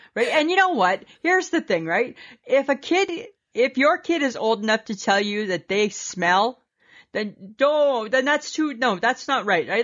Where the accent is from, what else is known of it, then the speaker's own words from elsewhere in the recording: Canada; we're Canadian.